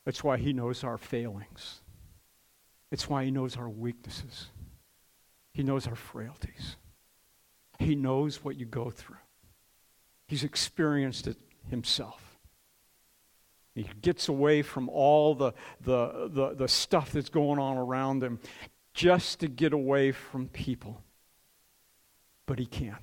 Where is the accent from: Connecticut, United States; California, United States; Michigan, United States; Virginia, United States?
Michigan, United States; Detroit; I grew up in Detroit